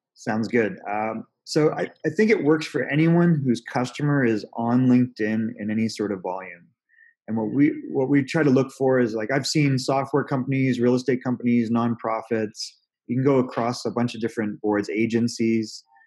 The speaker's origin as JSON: {"language": "English", "country": "Canada", "moved": "yes", "lives_now": "Newport Beach, United States", "said": "I'm originally from Canada"}